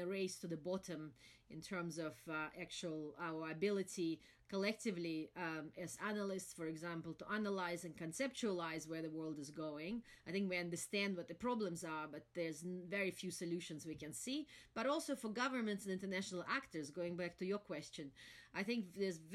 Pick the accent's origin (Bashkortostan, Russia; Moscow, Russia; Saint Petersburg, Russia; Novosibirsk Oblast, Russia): Moscow, Russia; moved away as an adult; also born or lived in London; I was born and raised in Moscow during still the Soviet times.